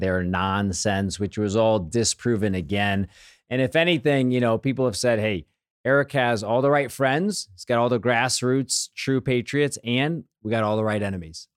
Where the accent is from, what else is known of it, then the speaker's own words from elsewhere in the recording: Missouri, United States; I grew up here in Missouri